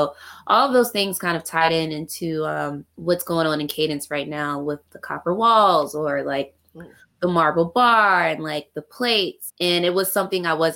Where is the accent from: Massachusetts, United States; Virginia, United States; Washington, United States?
Virginia, United States; Richmond; Yes, I'm from Virginia, Richmond.